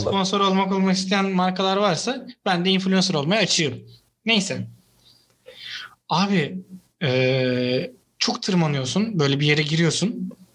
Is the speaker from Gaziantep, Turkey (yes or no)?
no; Istanbul, Turkey; Bir İstanbullu olarak